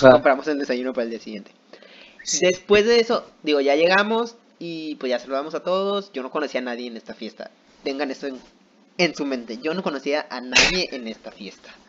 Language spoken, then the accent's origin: Spanish; Yucatán, Mexico; accent: Yucatecan; Pero llegó un momento donde yo no a controlar mi acento yucateco. Entonces toda la noche yo estaba hablando así.